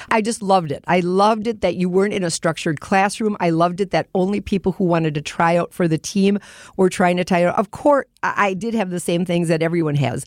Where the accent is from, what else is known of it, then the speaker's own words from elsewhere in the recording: Lake Michigan, Wisconsin, United States; also born or lived in Colorado; born and raised on Lake Michigan